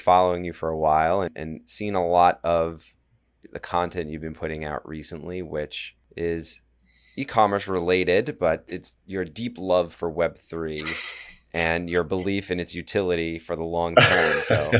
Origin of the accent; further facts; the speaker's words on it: New York City, New York, United States; also born or lived in Manhattan; now in Long Island, United States; I grew up in Brooklyn and I've always been in Manhattan, so like it's my entire life for 40 years. So moving out to Long Island suburbs